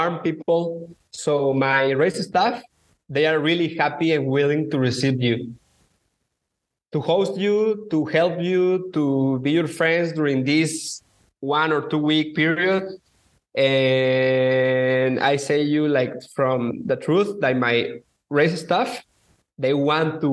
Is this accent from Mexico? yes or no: yes; Mexico; I am from Mexico